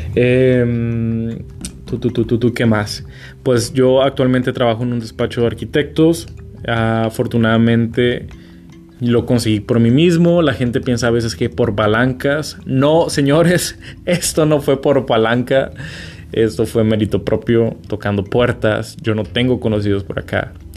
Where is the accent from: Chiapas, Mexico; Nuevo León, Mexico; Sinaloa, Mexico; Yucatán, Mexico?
Sinaloa, Mexico; Culiacán; moved away as an adult; also born or lived in Sonora / Mexico City / Alaska; now in California, United States; soy de Culiacán y nací en Sonora